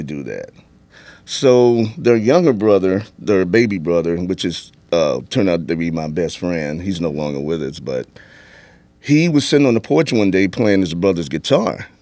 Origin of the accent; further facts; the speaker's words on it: St. Louis, Missouri, United States; moved away; St. Louis, Missouri. That's my hometown